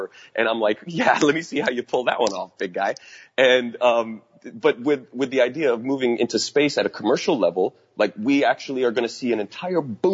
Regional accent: United States; we need to do as Americans

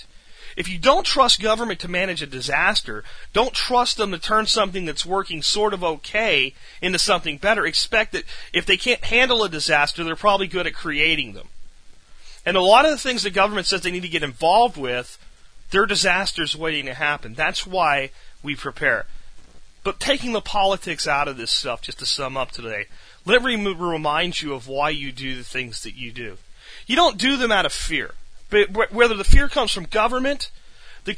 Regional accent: United States; also born or lived in Texas; we're American citizens. This is our nation.

